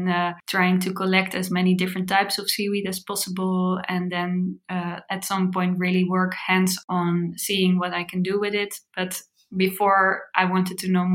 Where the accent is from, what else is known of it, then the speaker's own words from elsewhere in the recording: The Hague, South Holland, Netherlands; I grew up in The Hague. It's a city in the Netherlands close to the beach.